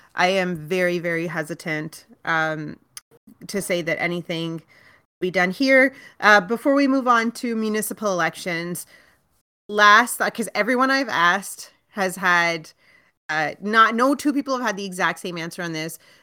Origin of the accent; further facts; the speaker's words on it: Brampton, Ontario, Canada; now in Toronto, Canada; I was raised in Brampton, spent my, all my formative years in Brampton